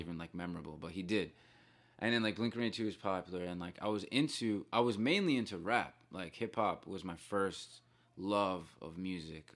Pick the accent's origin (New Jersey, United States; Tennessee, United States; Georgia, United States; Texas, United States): New Jersey, United States; Bayonne; So I grew up in a town called Bayonne